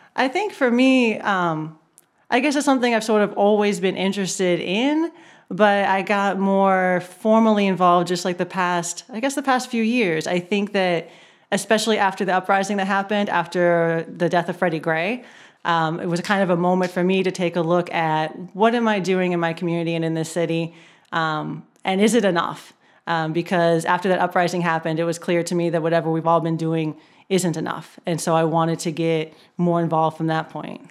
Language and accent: English; Erie, Pennsylvania, United States; moved away as an adult; now in Baltimore, United States; I'm not originally from Baltimore. I grew up in Erie, Pennsylvania